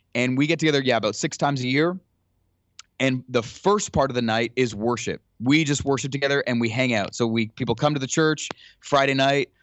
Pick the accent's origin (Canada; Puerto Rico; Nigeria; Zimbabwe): Canada; Ottawa, Ontario; moved away; I grew up in Ottawa